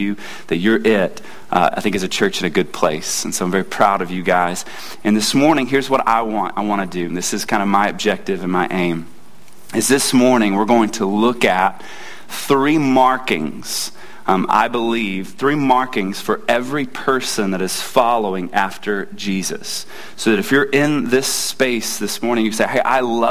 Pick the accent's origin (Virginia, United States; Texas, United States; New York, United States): Texas, United States; moved away as an adult; also born or lived in Pacific Northwest / Nacogdoches, Texas; now in San Antonio, United States; born and raised in Texas